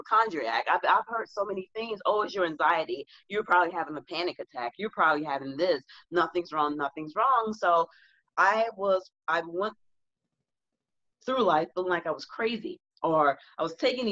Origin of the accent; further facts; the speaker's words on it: the South, United States; I'm from the South